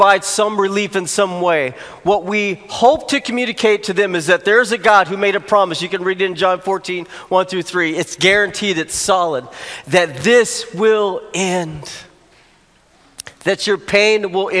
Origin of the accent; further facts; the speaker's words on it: Arkansas, United States; moved away; I grew up in Arkansas, and that's my home state.